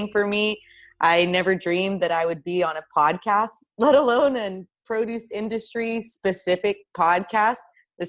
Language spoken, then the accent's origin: English; Russia; also born or lived in Tucson, Arizona, United States; now in United States; I was born in Russia and we actually immigrated to Tucson, Arizona, out of all places.